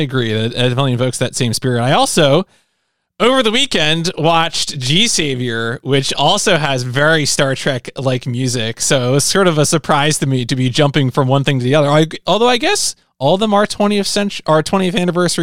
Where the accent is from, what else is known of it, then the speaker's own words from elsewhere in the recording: United States; being someone who grew up in America